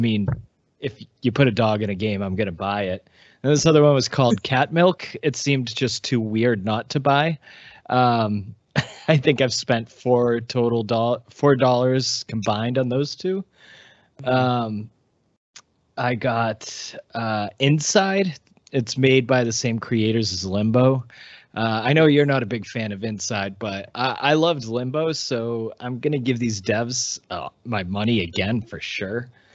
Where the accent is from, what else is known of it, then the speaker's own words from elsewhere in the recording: Massachusetts, United States; growing up in Massachusetts, we're surrounded by apple trees